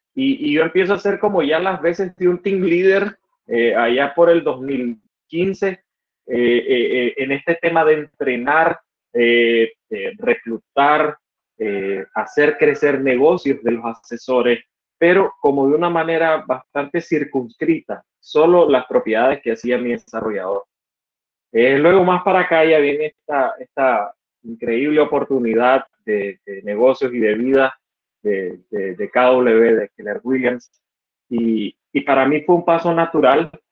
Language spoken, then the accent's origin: Spanish; Estelí, Nicaragua; soy de Estelí, Nicaragua, una ciudad al norte del país